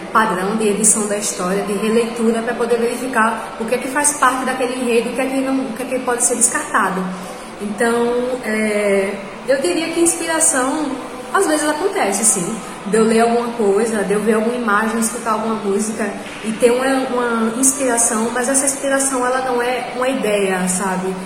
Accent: Rio Largo, Alagoas, Brazil; Tenho 27 anos, sou de Rio Largo, sou alagoana e também sou escritora.

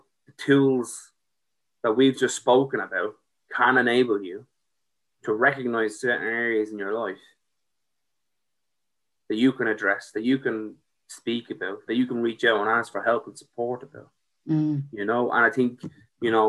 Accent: Ireland; as Irish people

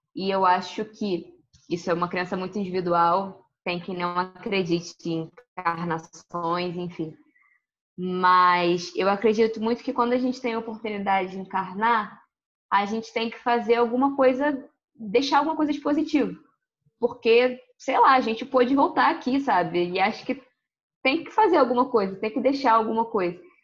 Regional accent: Rio de Janeiro, Brazil; also born or lived in Porto Alegre, Rio Grande do Sul; A minha vida toda é no Rio, majoritariamente no Rio

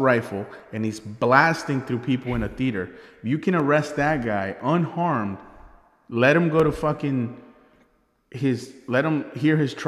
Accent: Virginia, United States; born or raised there; also born or lived in Peru

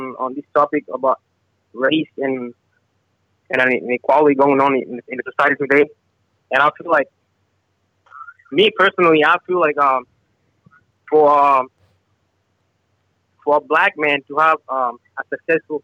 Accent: South Sudan; also born or lived in Uganda; now in United States; I'm from Africa

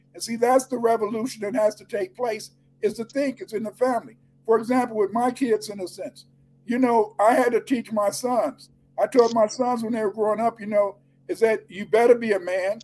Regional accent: Chicago, Illinois, United States; I grew up in Chicago

